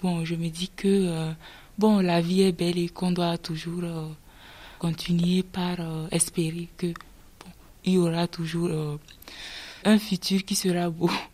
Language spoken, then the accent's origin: French; Togo; moved away as an adult; now in France; je viens de d'Afrique, du Togo, et je me dis que euh, c'est pour mes études que je suis là